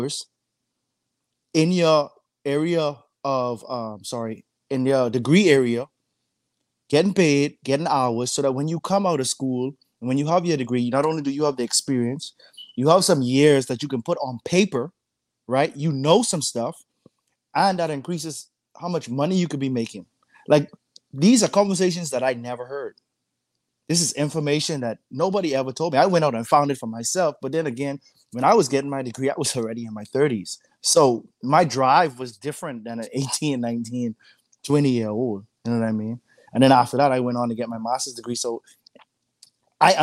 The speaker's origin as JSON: {"language": "English", "country": "Bahamas", "moved": "yes", "lives_now": "United States", "said": "I'm not an American citizen, so I came from the Bahamas"}